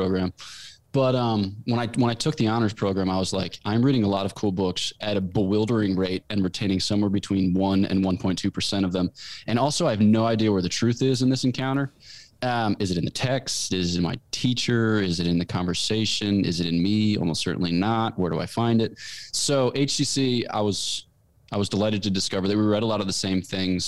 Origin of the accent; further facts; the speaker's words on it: Newtown, Pennsylvania, United States; moved away as an adult; now in Fribourg, Switzerland; I grew up in Newtown, Pennsylvania, which is in the great county of Bucks County.